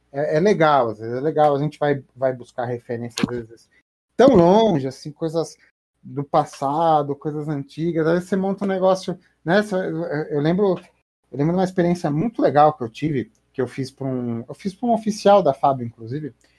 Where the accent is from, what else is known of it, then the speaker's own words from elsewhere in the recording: Brazil; eu como brasileiro